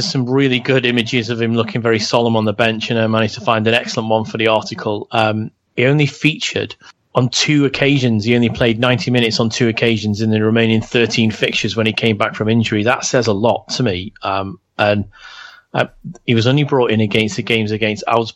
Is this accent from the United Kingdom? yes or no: yes; Liverpool, North West England, United Kingdom; I'm from Liverpool